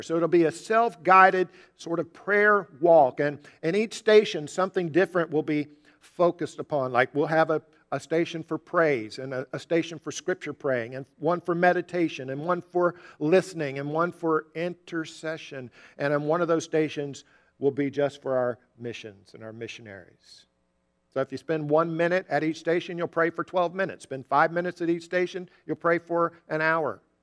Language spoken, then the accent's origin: English; Jacksonville, Florida, United States; We grew up together in Jacksonville.